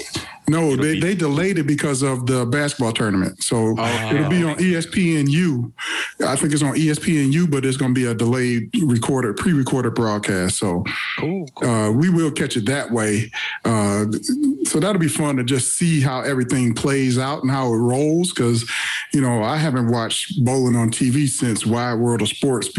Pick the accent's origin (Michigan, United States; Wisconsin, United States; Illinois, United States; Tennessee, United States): Michigan, United States; Detroit; born or raised there